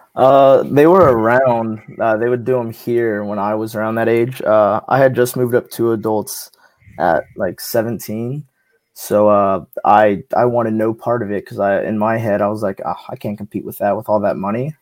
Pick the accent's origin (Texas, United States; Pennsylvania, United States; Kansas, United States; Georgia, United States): Texas, United States; San Antonio; I'm from San Antonio, Texas, so down south